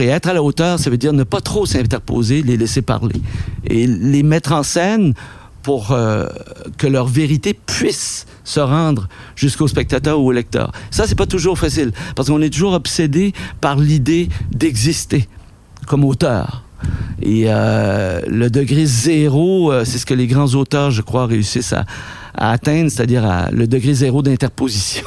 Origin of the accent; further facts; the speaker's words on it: Quebec, Canada; nous, Québécois